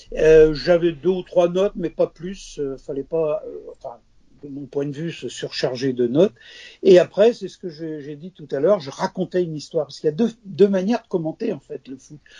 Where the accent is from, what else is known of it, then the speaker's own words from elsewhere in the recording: Quimper, Brittany, France; j'habitais Quimper déjà, un passage à niveau parce que mes parents étaient à la SNCF